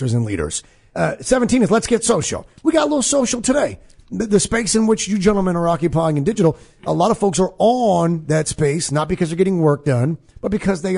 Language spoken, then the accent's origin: English; Western New York, United States; I'm from Western New York